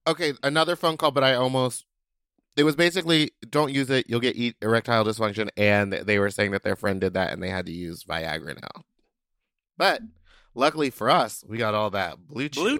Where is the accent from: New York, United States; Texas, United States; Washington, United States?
Texas, United States; I'm from the South. I'm from Texas